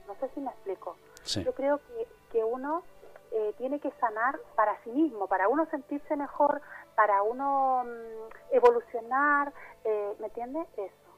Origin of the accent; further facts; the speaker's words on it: Chile; also born or lived in Altea, Spain; now in Spain; mi país, en Chile